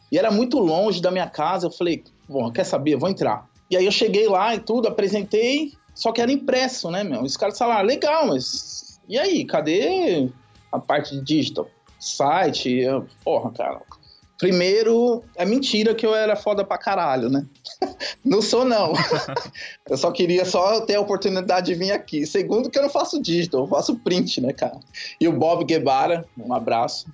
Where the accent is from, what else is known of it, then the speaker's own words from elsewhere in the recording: Santo André, São Paulo, Brazil; moved away as an adult; also born or lived in São Mateus, São Paulo / Brasília; Sou de Santo André